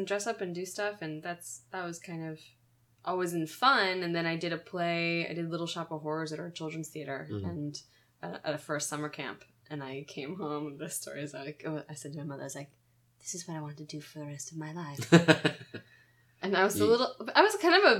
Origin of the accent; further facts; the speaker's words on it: St. Petersburg, Florida, United States; I was born and raised in St. Petersburg, Florida